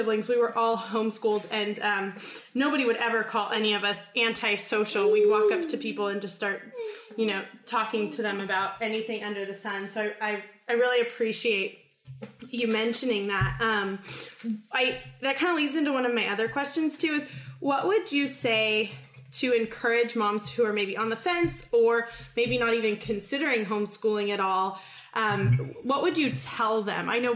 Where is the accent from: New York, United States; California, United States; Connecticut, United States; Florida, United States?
California, United States; I grew up in California